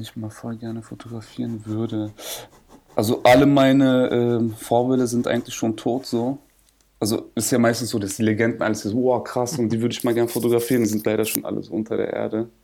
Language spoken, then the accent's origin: German; Berlin, Germany; ich bin ja Berliner